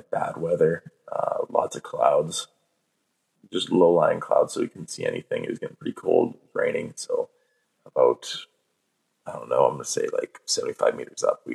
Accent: Canada; we're from Canada

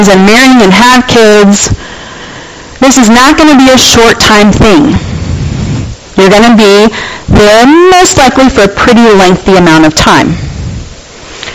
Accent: United States; accent: American; People can tell I'm American just by my voice

